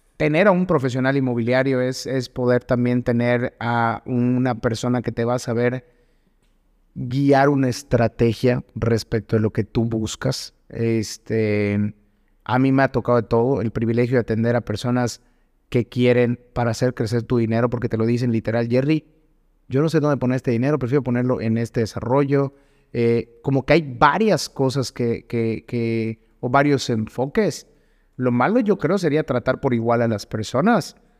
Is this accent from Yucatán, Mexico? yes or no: yes; Yucatán, Mexico; hablando como yucateco